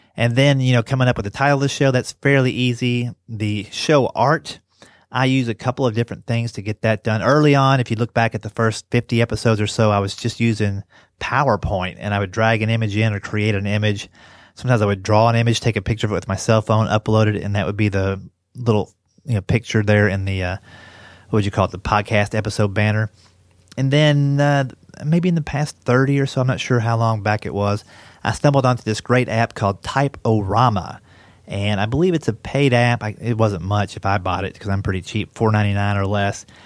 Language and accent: English; Kentucky, United States; moved away; also born or lived in West Virginia; I grew up in Kentucky and went to school in West Virginia